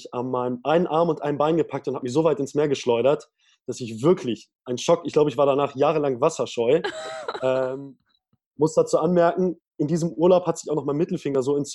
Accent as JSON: {"language": "German", "region": "Lower Saxony", "country": "Germany", "tie": "born or raised there", "said": "Das hat gar nicht jedes Bundesland. Und bei uns in Niedersachsen wurde die fünfte und sechste Klasse dafür äh, ja, genutzt"}